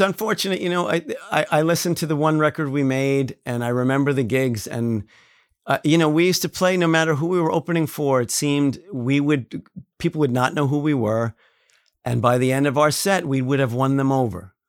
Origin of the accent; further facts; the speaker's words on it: New York City, New York, United States; also born or lived in Astoria, Queens / Auburndale, Queens; I was born in Flushing. Um, I later lived in Astoria, and then I lived in Auburndale.